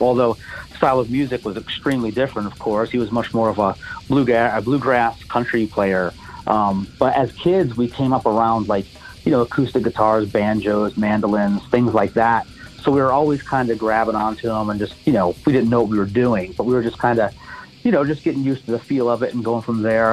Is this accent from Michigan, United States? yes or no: yes; Monroe, Michigan, United States; now in Knoxville, United States; I was born in Monroe, Michigan